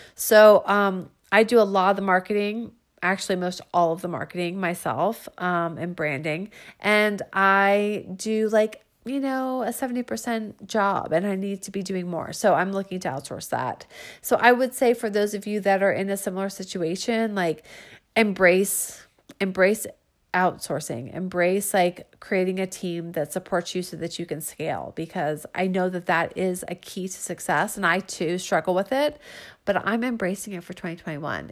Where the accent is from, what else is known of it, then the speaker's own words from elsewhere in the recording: Falls Church, Virginia, United States; in my hometown, meaning Northern Virginia, you know, like I'm from Falls Church